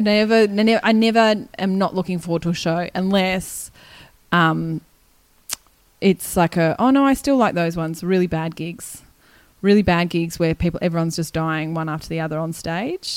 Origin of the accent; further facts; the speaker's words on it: Canberra, Australian Capital Territory, Australia; also born or lived in Wagga Wagga, New South Wales; I'm from Canberra. But I was born in Wagga